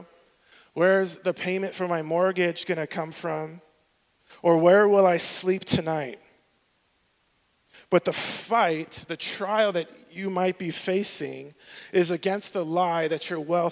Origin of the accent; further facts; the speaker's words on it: southwest Arizona, United States; the southwest part is where I grew up.